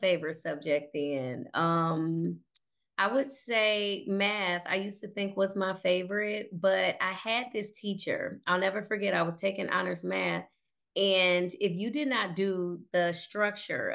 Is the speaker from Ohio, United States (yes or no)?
yes; Cleveland, Ohio, United States; I did grow up in Cleveland. So stayed here, born and raised, moved about 13 times by the time I was 12.